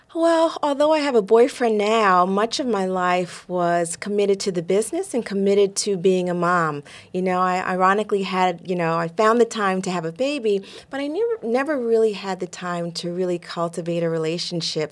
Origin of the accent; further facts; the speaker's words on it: New York, United States; Growing up in New York in the 70s